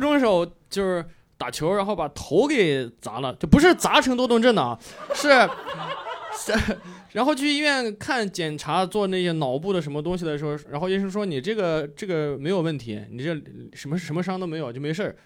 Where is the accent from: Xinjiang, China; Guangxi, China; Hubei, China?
Xinjiang, China; moved away; 我是新疆人，然后我有 我有回去新疆演出